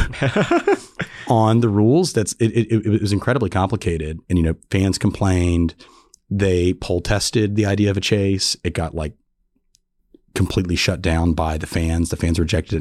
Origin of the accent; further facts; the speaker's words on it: North Carolina Piedmont, United States; I grew up in the North Carolina, Piedmont, so grew up going to races